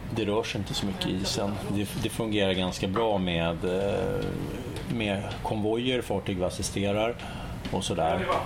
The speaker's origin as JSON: {"language": "Swedish", "town": "Stockholm", "region": "Stockholm County", "country": "Sweden", "also_born_or_lived": "Kalmar", "said": "hemma i Stockholm"}